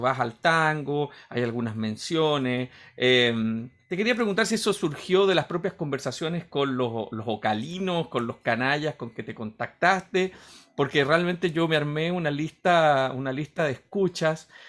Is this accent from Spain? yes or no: no; Chile; para los que somos chilenos y hemos leído a Borges